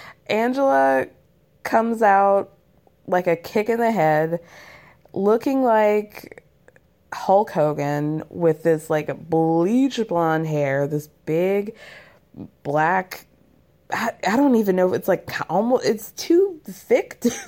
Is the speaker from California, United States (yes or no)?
no; Georgia, United States; I'm from North Georgia. I grew up there for most of my life.